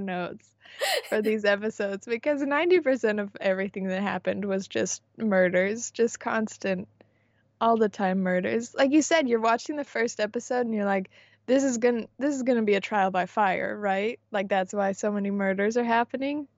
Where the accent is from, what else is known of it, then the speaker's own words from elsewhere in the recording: San Diego, California, United States; I grew up in San Diego